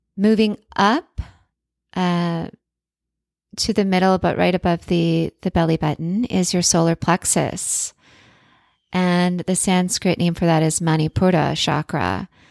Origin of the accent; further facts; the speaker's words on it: Florida, United States; I was born in the Sunshine State